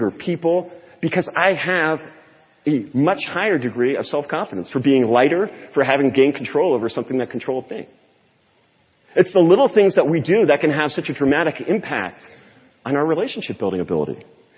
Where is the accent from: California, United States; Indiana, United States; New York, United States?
California, United States; born there; I thought this was way too California for me. I was born in California.